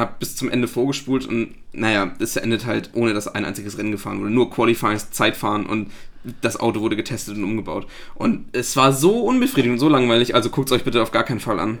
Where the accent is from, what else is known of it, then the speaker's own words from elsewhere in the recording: Flensburg, Schleswig-Holstein, Germany; ich komme aus Flensburg